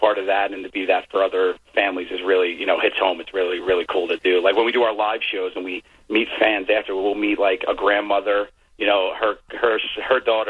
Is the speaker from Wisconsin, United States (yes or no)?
no; New York City, New York, United States; I grew up in Mariners Harbor